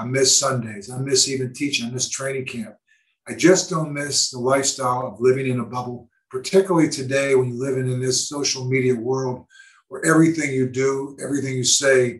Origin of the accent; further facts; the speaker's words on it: Pittsburgh, Pennsylvania, United States; growing up in Pittsburgh and going back to my hometown.